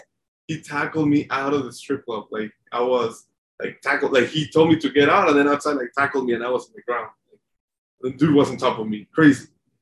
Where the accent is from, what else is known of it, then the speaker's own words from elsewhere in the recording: Mexico; moved away; also born or lived in San Diego / Denver; I'm from Mexico.